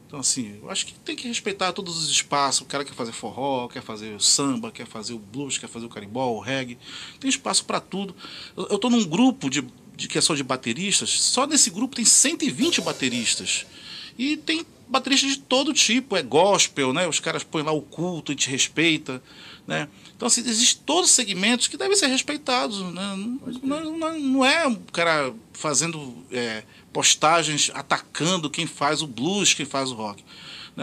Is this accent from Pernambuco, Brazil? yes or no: no; Pará, Brazil; accent: paraense; a gente sendo paraense